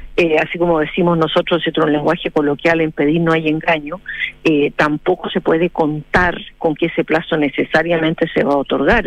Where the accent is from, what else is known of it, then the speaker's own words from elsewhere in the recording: Chile; nosotros como como chilenos que somos